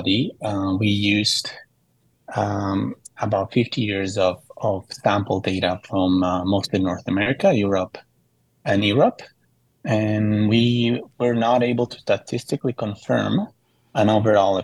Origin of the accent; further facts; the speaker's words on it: Mexico City, Mexico; moved away; I grew up in Mexico City, where there's a lot of earthquakes